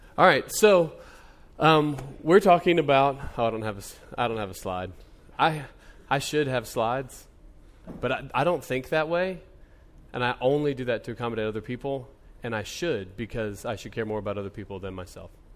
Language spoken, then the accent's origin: English; United States